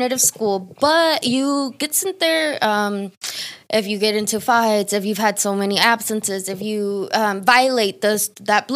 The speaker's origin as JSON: {"language": "English", "town": "Dalton", "region": "Georgia", "country": "United States", "tie": "born or raised there", "said": "I am from Dalton, Georgia"}